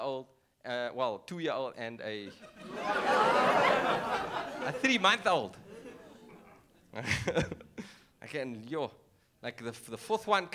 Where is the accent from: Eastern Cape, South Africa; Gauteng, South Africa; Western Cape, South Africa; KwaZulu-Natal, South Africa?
Western Cape, South Africa; Cape Town; accent: influenced by Afrikaans; first language English; I'm from Cape Town